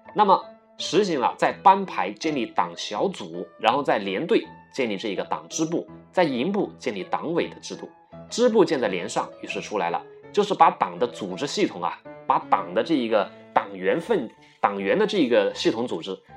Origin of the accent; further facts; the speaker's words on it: China; 我们中国人的国民劣根性